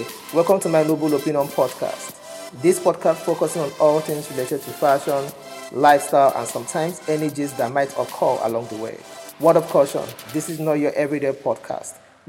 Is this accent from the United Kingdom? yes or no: no; Nigeria; accent: Igbo; English is a second language; you're going to hit my Igbo accent at first.